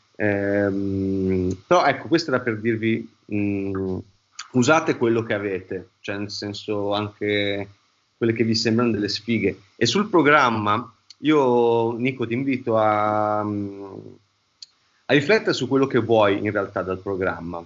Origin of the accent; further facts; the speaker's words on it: Emilia-Romagna, Italy; accent: Romagnolo; noi veniamo uno tra, una delle terre più belle del mondo, che è la Romagna, ehm, però diciamo che abbiamo un accento che ci ingrassa molto la lingua e che si sente praticamente, ogni cosa che diciamo, si sente che siamo romagnoli.